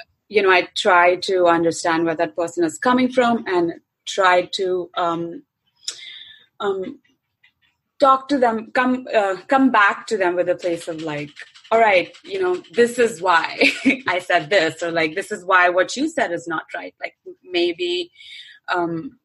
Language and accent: English; central India, India; moved away as an adult; now in United States; I'm not South Indian. I'm from Central India